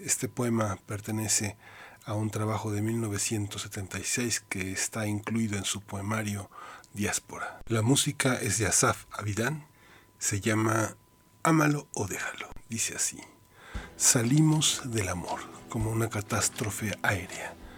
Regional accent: Mexico; somos mexicanos

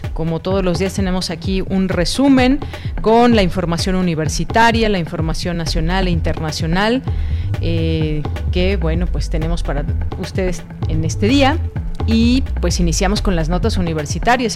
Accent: Mexico

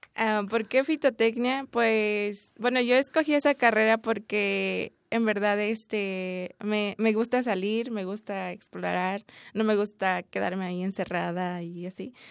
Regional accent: Chiapas, Mexico; moved away; yo hablo tzotzil y soy del estado de Chiapas

